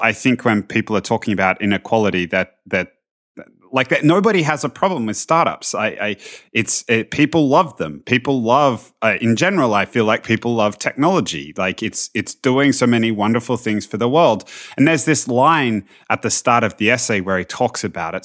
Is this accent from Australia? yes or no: yes; Australia; as an Australian